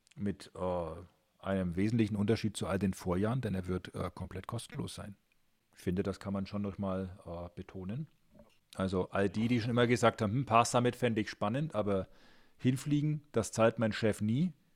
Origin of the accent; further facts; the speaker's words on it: Nuremberg, Bavaria, Germany; bei uns in Nürnberg